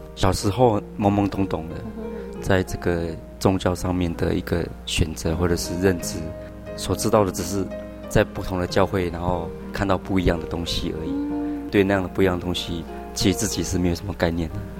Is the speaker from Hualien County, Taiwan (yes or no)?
yes; Ruisui, Hualien County, Taiwan; also born or lived in Taipei / Yilan; 我小时候，呃，在五年级以前都在红叶